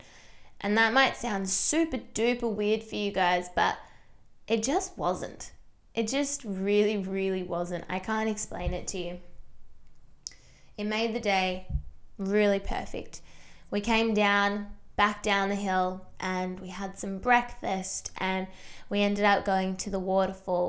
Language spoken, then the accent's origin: English; small town an hour from Melbourne, Victoria, Australia; being a small town girl, I have actually not left my hometown in 3 years